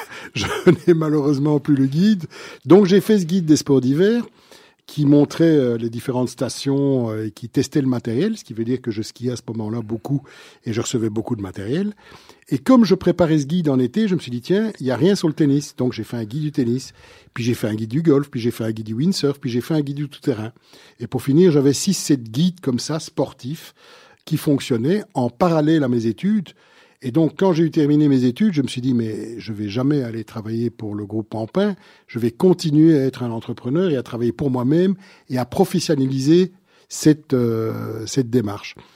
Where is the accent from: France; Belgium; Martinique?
Belgium; Brussels, Brussels-Capital Region; je suis bruxellois à la base, donc un, vrai de vrai bruxellois